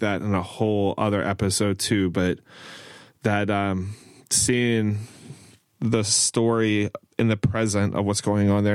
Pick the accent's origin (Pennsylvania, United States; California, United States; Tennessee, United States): Pennsylvania, United States; also born or lived in Maryland; growing up in Pennsylvania and Maryland